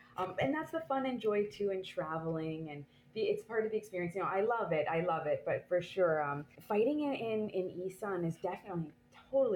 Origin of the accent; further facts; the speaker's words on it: Canada; now in France; I am Canadian anyways, I have been living here for a while